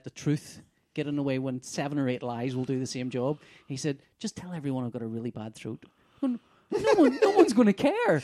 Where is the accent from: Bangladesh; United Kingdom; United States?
United Kingdom; Belfast, Northern Ireland; we're from Belfast